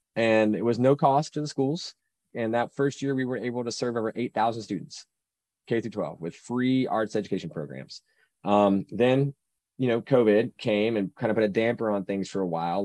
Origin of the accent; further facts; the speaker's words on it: Salisbury, North Carolina, United States; Salisbury, North Carolina is my hometown